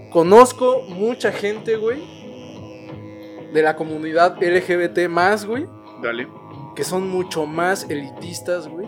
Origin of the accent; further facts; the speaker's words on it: Mexico; como mexicanos, güey, en todas las caricaturas norteamericanas, güey, en todas las películas.